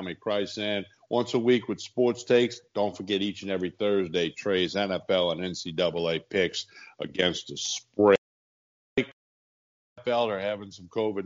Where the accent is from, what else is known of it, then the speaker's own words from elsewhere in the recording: Chalmette, Louisiana, United States; I grew up in Chalmette. Technically, that's not New Orleans